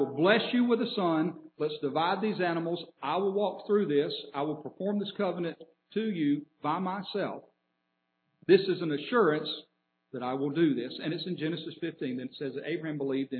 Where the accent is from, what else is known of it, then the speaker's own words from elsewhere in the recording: Atlanta, Georgia, United States; now in Birmingham, United States; we grew up in Atlanta